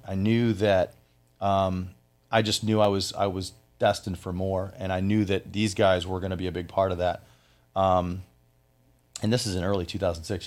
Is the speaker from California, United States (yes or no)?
no; Flint, Michigan, United States; moved away as an adult; also born or lived in Orlando, Florida; now in Florida, United States; I am from Flint, Michigan